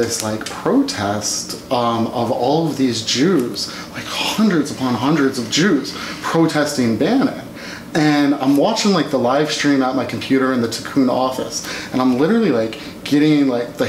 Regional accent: Nashville, Tennessee, United States; also born or lived in Massachusetts / England; and then I mostly tell people I'm from Tennessee because that's the longest I spent anywhere as a kid. So I moved to Nashville when I was in fifth grade and stayed there through high school.

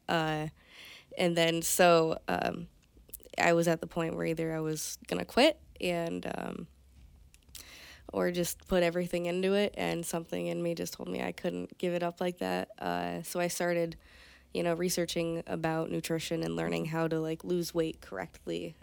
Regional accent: Conneaut, Ohio, United States; moved away as an adult; now in Michigan, United States; Conneaut, Ohio

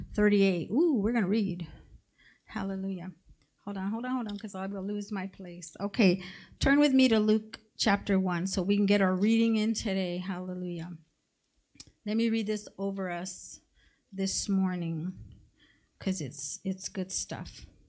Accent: Mexico; moved away; I come from Mexico

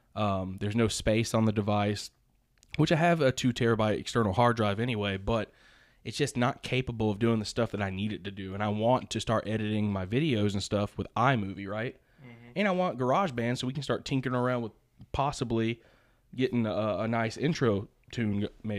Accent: the South, United States; I'm from the South.

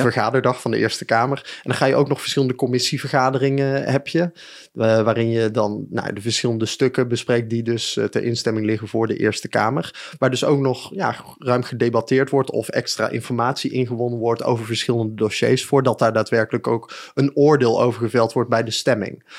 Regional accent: Breda, North Brabant, Netherlands; also born or lived in Den Bosch / Utrecht / Nijmegen; now in 's-Hertogenbosch, Netherlands; ik ben geboren en getogen in Breda, dus ik ben ook echt wel, eh, Brabander

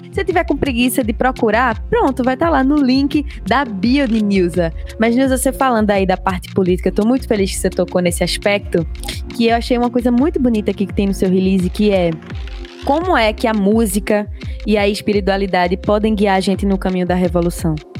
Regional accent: Pernambuco, Brazil; accent: Pernambuco; eu sou pernambucana, eu seguro meu sotaque mesmo.

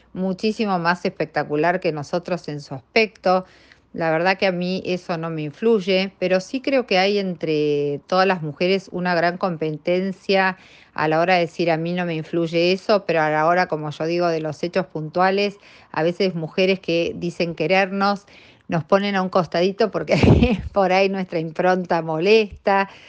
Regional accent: Argentina; somos las argentinas

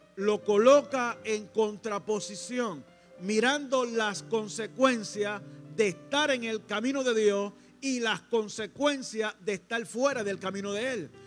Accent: Coamo, Puerto Rico; en mi pueblo, en Coamo

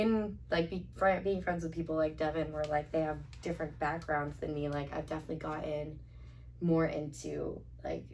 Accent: Boston, Massachusetts, United States; We're from the Boston area

